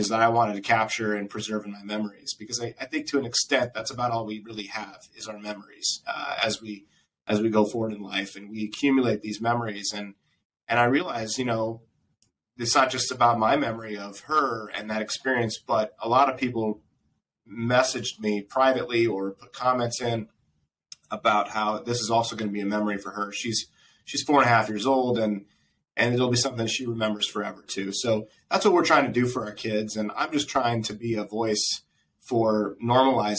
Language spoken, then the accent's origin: English; Nebraska, United States; moved away; my little town where I grew up in Nebraska